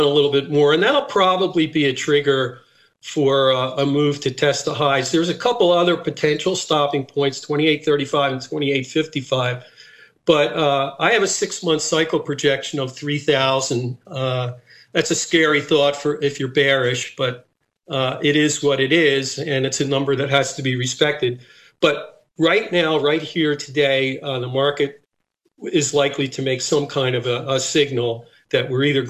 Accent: Philadelphia, Pennsylvania, United States; moved away as an adult; also born or lived in Nice, France / Split, Croatia; my hometown of Philadelphia

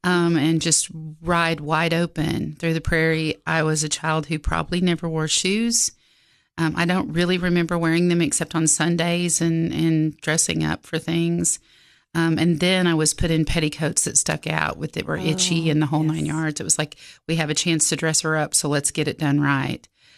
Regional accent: Oklahoma, United States; Yes, ma'am.

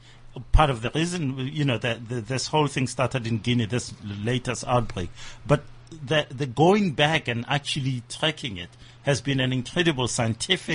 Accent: Nigeria; I'm Nigerian

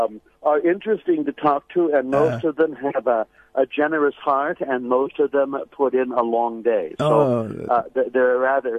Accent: San Francisco Bay Area, California, United States; also born or lived in Los Angeles; a native Californian. My mother was an immigrant from Sweden. My father's family from Ireland. I grew up in the San Francisco Bay Area. Mm-hmm. And I pretty ordinary practicing Catholic family. I went to a Jesuit high school in San Jose, California

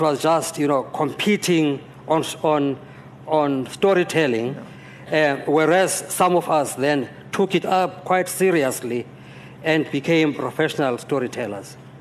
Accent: Johannesburg, Gauteng, South Africa; now in Ohio, United States; I grew up in Johannesburg, in Soweto

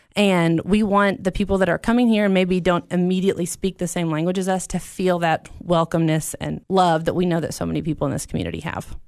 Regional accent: United States; who were born here

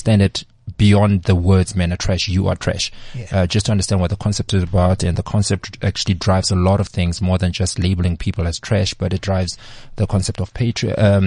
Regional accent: Bloemfontein, Free State, South Africa; moved away as an adult; also born or lived in Vaal / Durban; now in Johannesburg, South Africa; I've lived my entire life in Bloemfontein. I was born in the Vaal, lived a little bit in Durban, but then we moved to Bloem when I was about 6 years old.

